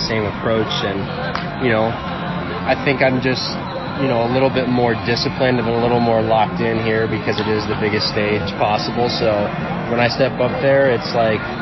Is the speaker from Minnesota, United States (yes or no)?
no; DeLand, Florida, United States; also born or lived in Miami Beach, Florida; grew up in Deland